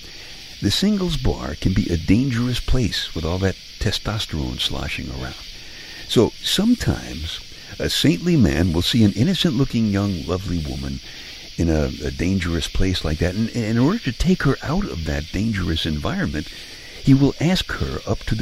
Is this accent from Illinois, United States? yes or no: no; New York City, New York, United States; Now, I'm from Brooklyn. I grew up in Brooklyn.